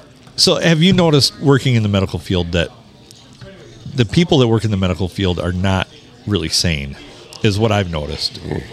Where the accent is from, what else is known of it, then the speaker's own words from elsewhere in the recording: Sandusky, Michigan, United States; I'm from Sandusky, so the south side.